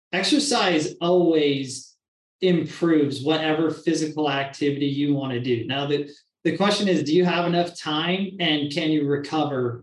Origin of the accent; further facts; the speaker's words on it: Washington, United States; moved away as an adult; now in Phoenix, United States; I'm from Washington State